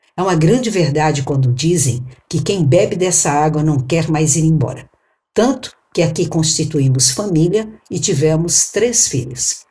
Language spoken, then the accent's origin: Portuguese; São Paulo, Brazil; moved away as an adult; now in Rio Grande do Norte, Brazil; Sou paulistana do bairro da Bela Vista, o famoso Bexiga.